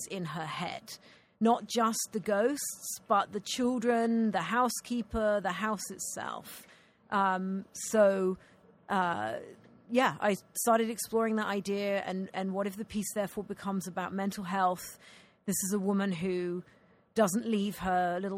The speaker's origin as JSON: {"language": "English", "country": "United Kingdom", "accent": "Scottish", "moved": "yes", "said": "I'm a Brit"}